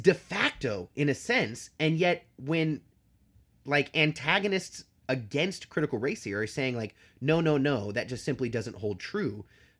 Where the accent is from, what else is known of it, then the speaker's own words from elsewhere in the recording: United States; me as an American